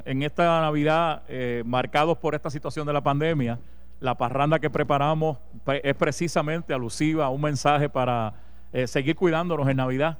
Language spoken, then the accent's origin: Spanish; Comerío, Puerto Rico; del mi pueblo de Comerío